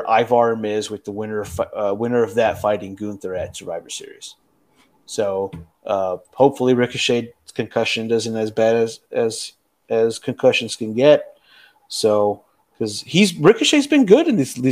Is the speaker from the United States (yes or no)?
yes; United States; I was born in America